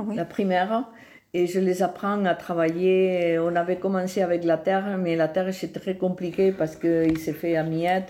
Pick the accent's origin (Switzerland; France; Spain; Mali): Spain; Val d'Aran, Catalonia; French is a second language; moved away as an adult; also born or lived in Pallars / Tarragona; je suis née au Val d'Aran. Euh, et j'ai fait ma, mon infantesse là. Je suis restée là jusqu'à que je me suis mariée